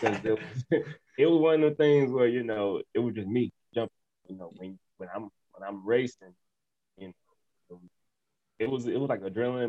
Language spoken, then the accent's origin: English; New Orleans, Louisiana, United States; now in Texas, United States; originally I'm from New Orleans, Louisiana. Born and raised there.